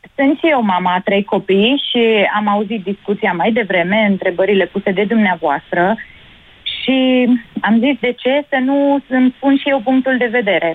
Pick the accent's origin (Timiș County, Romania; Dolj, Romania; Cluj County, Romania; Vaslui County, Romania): Cluj County, Romania; Cluj-Napoca; eu sunt din Cluj